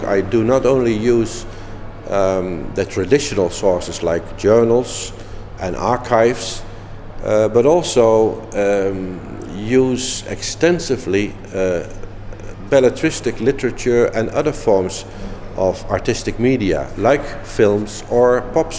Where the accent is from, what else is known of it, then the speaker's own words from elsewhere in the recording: Netherlands; also born or lived in Eindhoven / Munich; I'm from the Netherlands, where in Eindhoven I am teaching and doing research